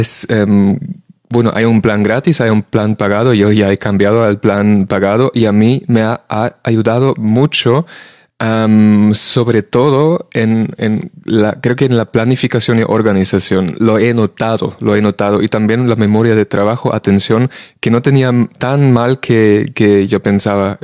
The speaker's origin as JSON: {"language": "Spanish", "country": "Germany", "moved": "yes", "lives_now": "Spain", "said": "en el país de donde vengo yo, en Alemania"}